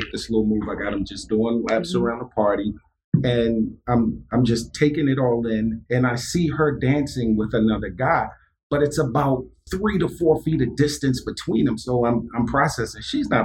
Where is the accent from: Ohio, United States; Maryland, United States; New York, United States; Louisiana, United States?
Maryland, United States; Baltimore; I grew up in East Baltimore City. I'm an alumni of Baltimore City Public